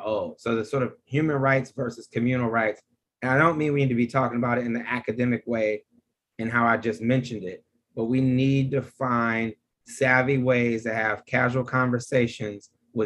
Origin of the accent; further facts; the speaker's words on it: Detroit, Michigan, United States; accent: Detroit; moved away; also born or lived in Boston, Massachusetts; my Detroit accent